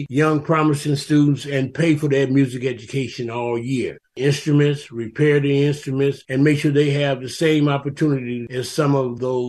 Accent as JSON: {"language": "English", "town": "Chicago", "region": "Illinois", "country": "United States", "moved": "yes", "lives_now": "Arizona, United States", "said": "\"Yeah, I'm from Chicago.\""}